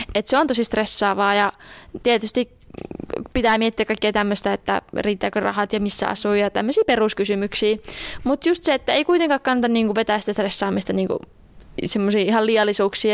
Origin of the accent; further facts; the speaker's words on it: Juankoski, North Savo, Finland; moved away; also born or lived in Joensuu; olen itse kotoisin Juankoskelta